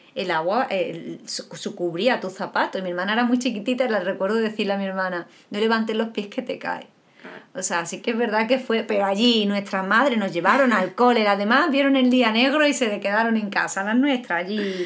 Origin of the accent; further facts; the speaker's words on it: Andalusia, Spain; somos andaluz, los andaluces